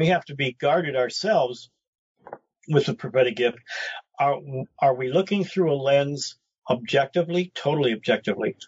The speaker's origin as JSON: {"language": "English", "town": "Detroit", "region": "Michigan", "country": "United States", "also_born_or_lived": "Roswell", "moved": "yes", "said": "I come from Brightmoor section of Detroit"}